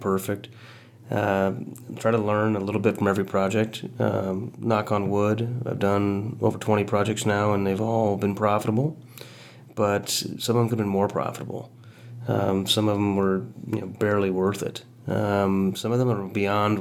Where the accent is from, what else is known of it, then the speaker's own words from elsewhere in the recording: Quincy, Illinois, United States; now in Kansas City, United States; my hometown of Quincy, Illinois